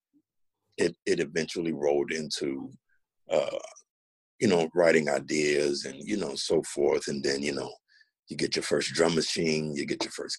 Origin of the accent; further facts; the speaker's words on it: Chicago, Illinois, United States; moved away as an adult; also born or lived in Nashville; now in Washington, DC, United States; Born and raised in Chicago